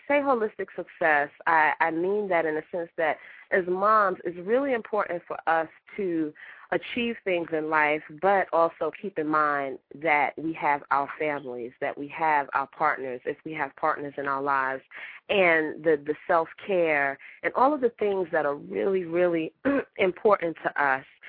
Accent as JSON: {"language": "English", "town": "New York City", "region": "New York", "country": "United States", "said": "I'm from Brooklyn"}